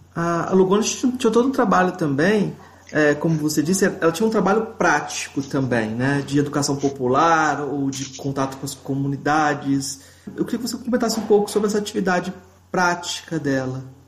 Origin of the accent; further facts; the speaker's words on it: Goiás, Brazil; sou de Goiás